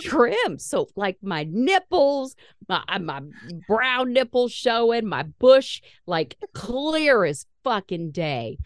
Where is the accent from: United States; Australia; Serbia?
United States; Indiana; We're from Indiana